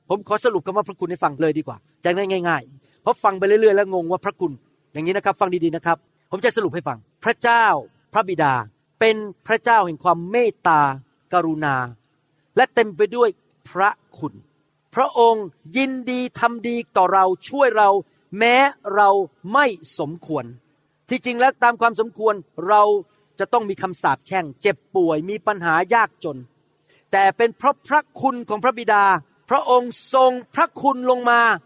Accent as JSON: {"language": "Thai", "country": "Thailand", "said": "ผมเป็นคนไทยผมพูดภาษาไทย"}